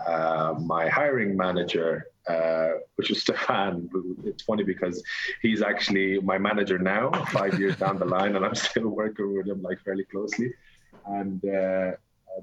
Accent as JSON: {"language": "English", "town": "Wexford", "region": "Leinster", "country": "Ireland", "said": "I'm from Wexford"}